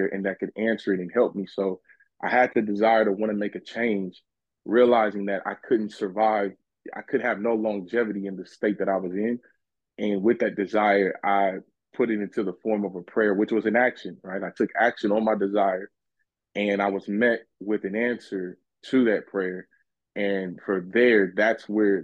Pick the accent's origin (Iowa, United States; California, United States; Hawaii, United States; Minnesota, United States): California, United States; Los Angeles; moved away; I come from a pretty rough background, as one would say. I was originally from South Central Los Angeles, California